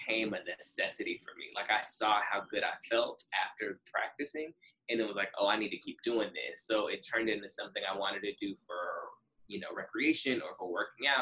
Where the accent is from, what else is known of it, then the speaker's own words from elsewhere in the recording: Dallas, Texas, United States; moved away as an adult; also born or lived in Houston / New York City; I'm originally from Dallas, but I moved to Houston